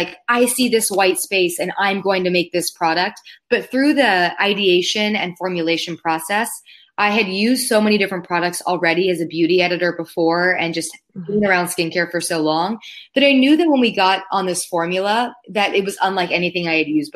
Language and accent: English; Palos Verdes, California, United States; moved away; I grew up in Southern California with the ocean as my backyard, which I now realize I took for granted because I don't live next to the ocean anymore